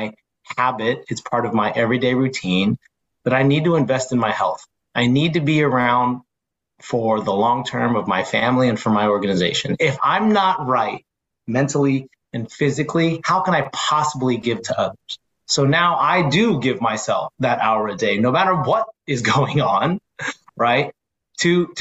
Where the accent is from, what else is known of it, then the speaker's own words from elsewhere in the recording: San Francisco Bay Area, California, United States; I say, oh, San Francisco Bay Area